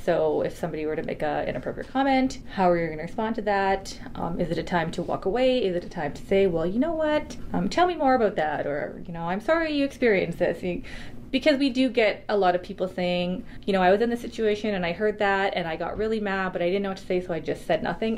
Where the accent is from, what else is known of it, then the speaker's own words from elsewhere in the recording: Saskatoon, Saskatchewan, Canada; moved away; I'm from Saskatoon, Saskatchewan